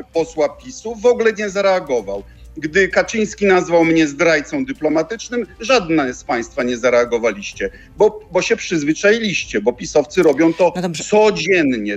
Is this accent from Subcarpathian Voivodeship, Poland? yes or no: no; Bydgoszcz, Kuyavian-Pomeranian Voivodeship, Poland; jestem chłopakiem z podwórka z Bydgoszczy